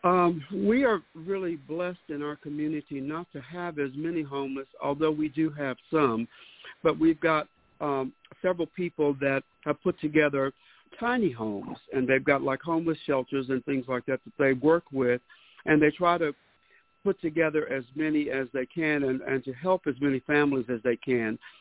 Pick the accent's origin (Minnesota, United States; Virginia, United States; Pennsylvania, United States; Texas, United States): Texas, United States; Bastrop; my hometown of Bastrop